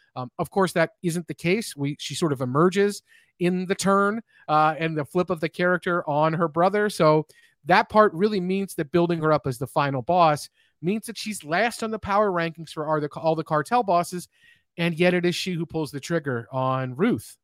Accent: Kentucky, United States; I grew up in Kentucky

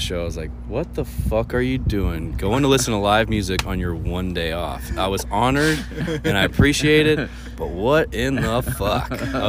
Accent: Southeast, United States; I was growing up in the Southeast, where we have a lot of moonshine

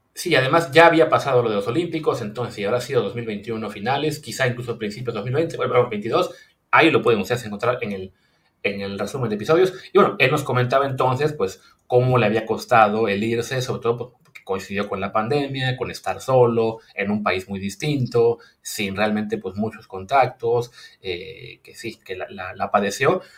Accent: Mexico; nuestro país

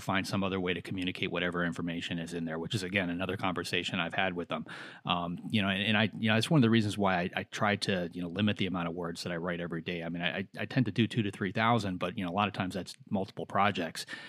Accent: near Chicago, Illinois, United States; growing up near Chicago

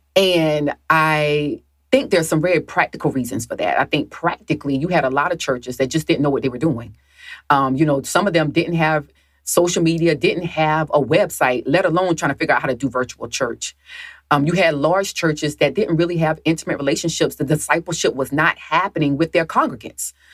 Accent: the South, United States; I grew up in the South

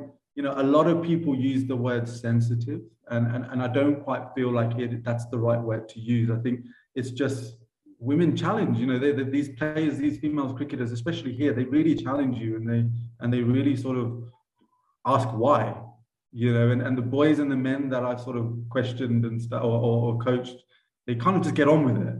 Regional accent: Cambridgeshire, East of England, United Kingdom; moved away as an adult; now in Uganda; I grew up in Cambridgeshire

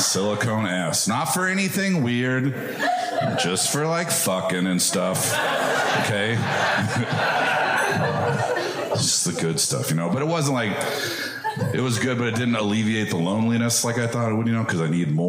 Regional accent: Medford, Oregon, United States; I'm from the Dirty South

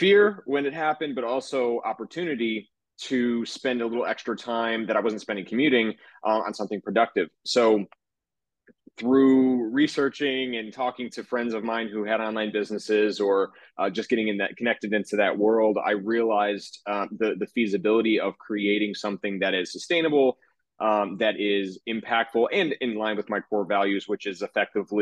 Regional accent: Joliet, Illinois, United States; now in New York City, United States; I grew up in Joliet, Illinois. That is just south of Chicago

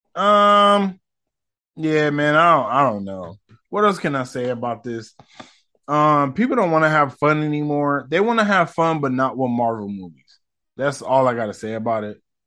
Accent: United States; I'm so American.

